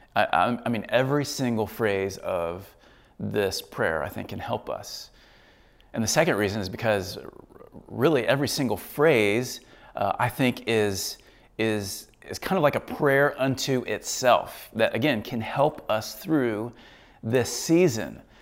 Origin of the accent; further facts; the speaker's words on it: United States; I'm an American